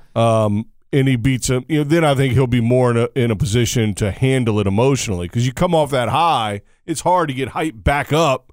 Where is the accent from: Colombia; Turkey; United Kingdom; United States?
United States; as an American